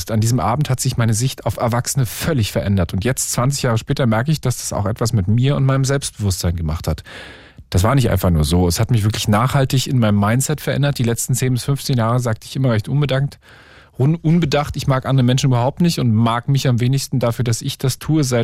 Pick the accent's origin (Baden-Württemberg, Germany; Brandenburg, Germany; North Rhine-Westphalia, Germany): Brandenburg, Germany; in dem Ort, wo ich groß geworden bin, in der Nähe von Berlin